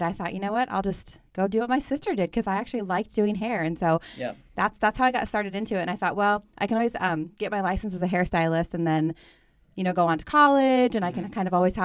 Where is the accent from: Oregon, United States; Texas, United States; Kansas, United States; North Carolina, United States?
Oregon, United States; Astoria; moved away as an adult; also born or lived in Portland, Oregon / Arizona; a little small town I grew up in Astoria, Oregon.